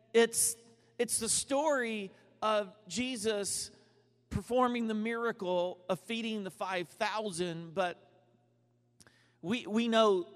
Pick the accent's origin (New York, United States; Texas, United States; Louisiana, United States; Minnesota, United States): Texas, United States; Dallas; I'm from Dallas